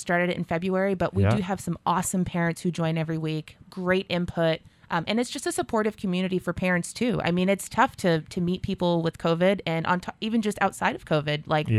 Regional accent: Nashua, New Hampshire, United States; I'm from Nashua. I was born and raised here.

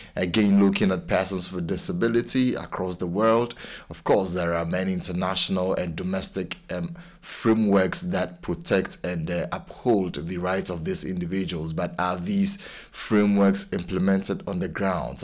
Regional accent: Ghana; now in Cambridge, United Kingdom; I'm a Ghanaian

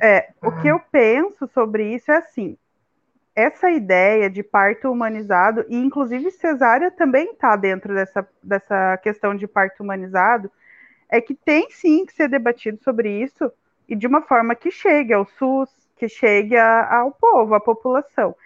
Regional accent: Curitiba, Paraná, Brazil; moved away; em Curitiba, pelo menos que é de onde eu sou

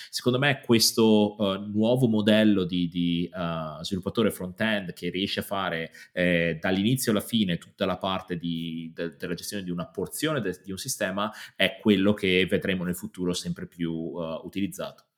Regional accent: Padua, Veneto, Italy; moved away as an adult; now in London, United Kingdom; sono di Padova, ma mi sono spostato a Londra qualche anno fa, nove anni fa per l'esattezza

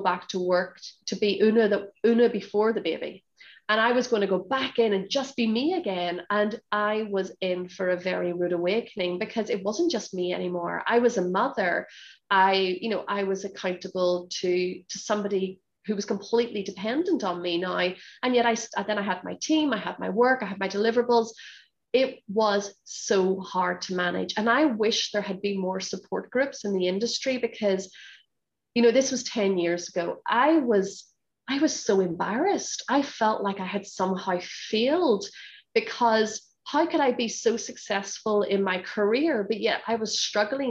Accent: Northern Ireland, United Kingdom; moved away as an adult; now in Hong Kong; I grew up in Northern Ireland, so both my parents are from Northern Ireland

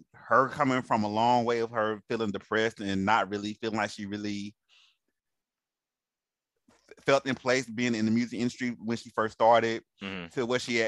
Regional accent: Alabama, United States; also born or lived in Cincinnati, Ohio; I was raised in Alabama, but I was born in Cincinnati

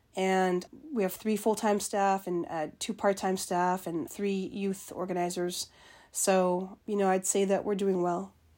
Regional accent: Winnipeg, Manitoba, Canada; moved away as an adult; also born or lived in George Gordon First Nation, Saskatchewan / Fredericton, New Brunswick; now in Iowa City, United States; I grew up in Winnipeg, Manitoba, not too far from there.

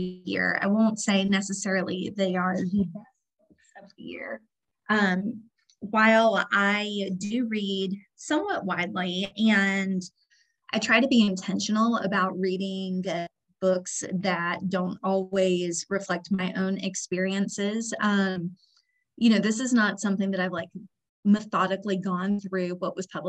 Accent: Jacksonville, Florida, United States; moved away; I grew up in Jacksonville, moved there in 88.

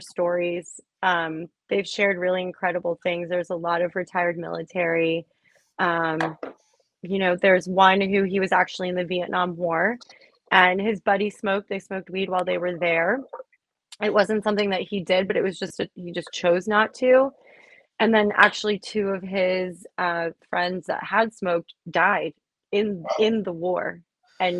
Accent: Miami, Florida, United States; I grew up in Miami

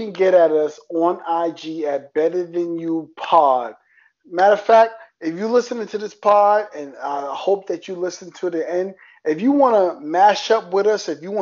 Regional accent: New York City, New York, United States; accent: New York; as a New Yorker, if you can hear my accent, New York

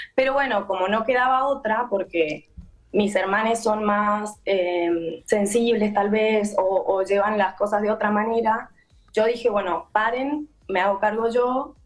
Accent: Mendoza, Argentina; Ahora yo soy de Mendoza

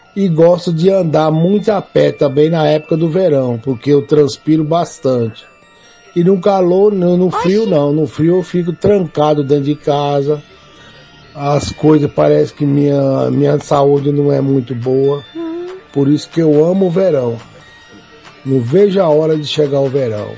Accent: Northeast Region, Brazil; now in São Paulo, Brazil; eu sou nordestino

